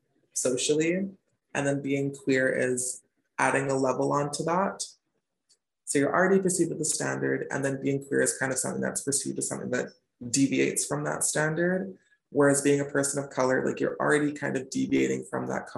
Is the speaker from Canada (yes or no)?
yes; Smithers, British Columbia, Canada; moved away as an adult; also born or lived in Chicago / Victoria; now in Vancouver, Canada; originally I'm from a small town in Northern BC called Smithers, which is like way, way, way up there, kind of in between Prince George and Prince Rupert